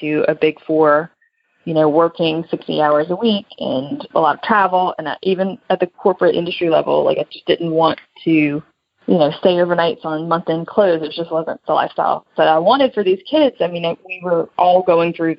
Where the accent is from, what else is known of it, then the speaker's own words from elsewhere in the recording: South Louisiana, United States; also born or lived in Denver; now in New Orleans, United States; I moved from South Louisiana to Denver